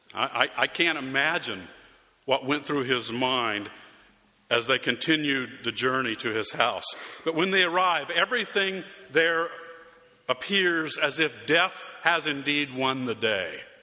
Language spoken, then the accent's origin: English; Arizona, United States; moved away; my hometown in Arizona